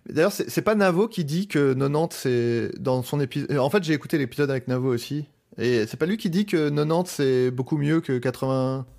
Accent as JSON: {"language": "French", "town": "Paris", "region": "Île-de-France", "country": "France", "said": "je suis parisien"}